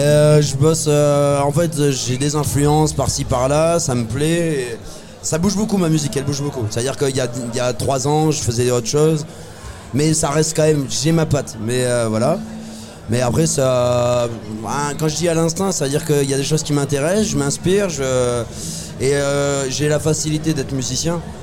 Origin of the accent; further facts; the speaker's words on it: Toulouse, Occitania, France; moved away as an adult; je viens de Toulouse, j'habite plus à Toulouse depuis à peu près cinq six ans